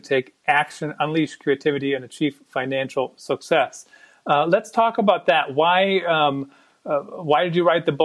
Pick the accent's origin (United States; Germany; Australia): Germany; English is a second language; moved away; I grew up in Germany